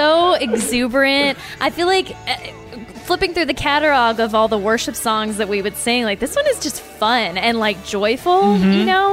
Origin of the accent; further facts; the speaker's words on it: Lake Elsinore, California, United States; I grew up in like Lake Elsinore.